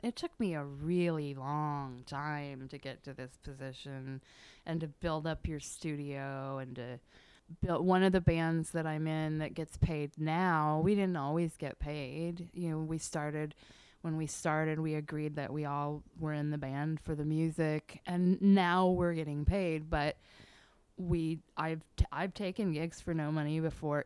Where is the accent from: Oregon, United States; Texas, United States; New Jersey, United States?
Oregon, United States; Eugene; moved away as an adult; now in Portland, United States; I was born and bred in Eugene